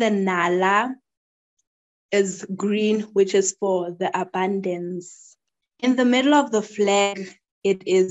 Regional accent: Lesotho; my people as Basotho people, we're known as the most peaceful people

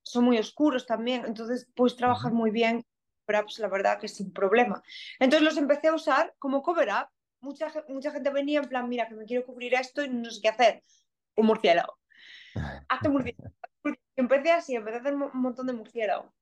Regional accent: A Coruña, Galicia, Spain; accent: Galician; moved away as an adult; also born or lived in South Korea / Finland / Canada; now in Melbourne, Australia; yo soy de Coruña, soy de una ciudad relativamente pequeña

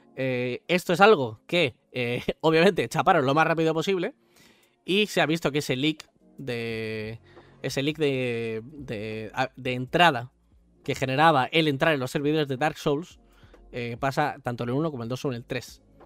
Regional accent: Spain; Yo soy español

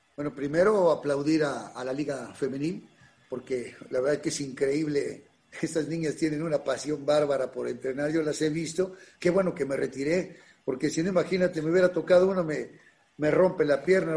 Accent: Mexico City, Mexico; also born or lived in Ciudad Nezahualcóyotl, Mexico; yo viví en Ciudad Neza, mis papás en Iztapalapa, nací en las Granjas México y la secundaria la hice en Iztapalapa

